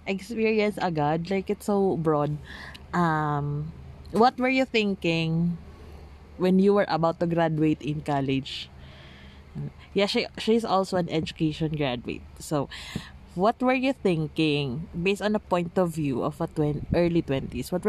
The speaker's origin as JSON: {"language": "Tagalog", "region": "Bicol Region", "country": "Philippines", "said": "Yeah, so we're from Bicol."}